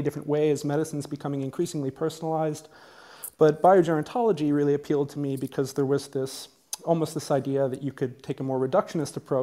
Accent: United States; I grew up in the United States

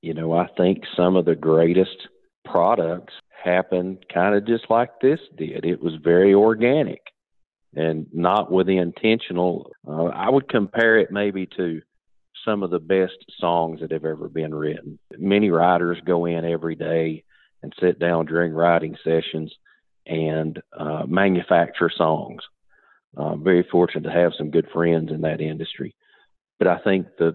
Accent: Perry County, Kentucky, United States; moved away as an adult; now in Laurel County, Kentucky, United States; growing up in Perry County, went to my first 3 years of high school. I went to Knott County Central, and then I graduated from MC Napier High School in 1988

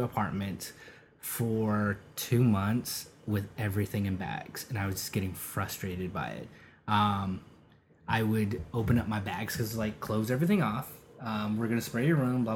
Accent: Rialto, California, United States; also born or lived in Redlands, California / Los Angeles, California / Riverside, California; Pretty much raised in Rialto

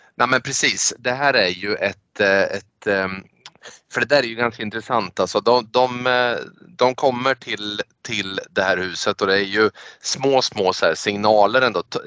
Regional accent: Sweden; vi är svenskar

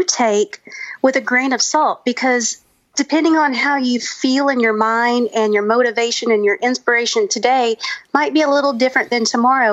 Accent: Louisiana, United States; we're from Louisiana

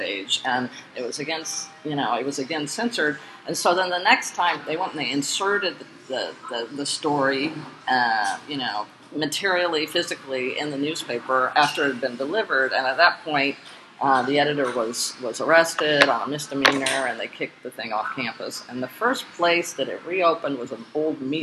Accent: the North, United States; I was raised in the North because my dad was a college professor

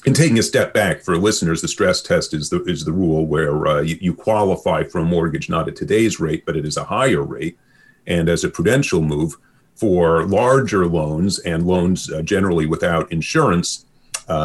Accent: New York City, New York, United States; accent: Brooklyn; now in Vancouver, Canada; this is not a Kitsilano accent. This is a Brooklyn accent. And when I was growing up in the 1970s and 80s

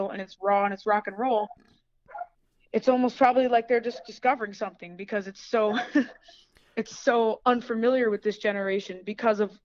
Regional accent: New York, United States; I'm from New York

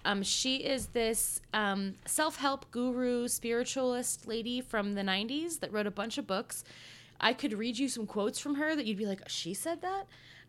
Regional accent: Colorado, United States; Senator from my home state, Colorado.

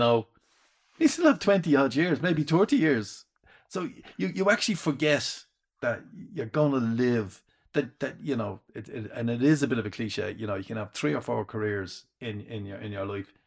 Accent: Dublin, Leinster, Ireland; accent: Dublin; I was the only one with Dublin accent

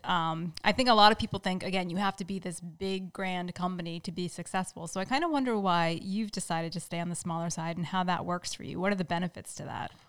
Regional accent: Rhode Island, United States; now in Massachusetts, United States; Neil and I grew up in Rhode Island, even though we're in Massachusetts now

